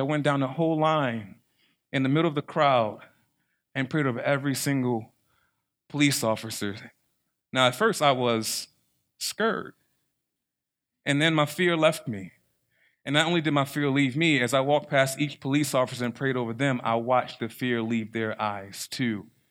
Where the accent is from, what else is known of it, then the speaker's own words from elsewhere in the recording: Baltimore, Maryland, United States; I'm from Baltimore City.